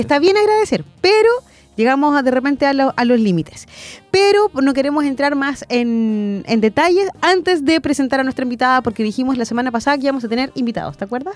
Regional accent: Chile; somos los chilenos

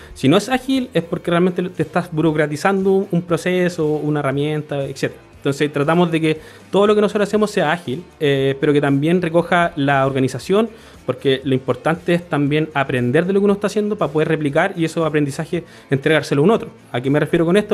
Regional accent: Concepción, Biobío, Chile; yo soy de Concepción, nacido también en Concepción toda mi vida

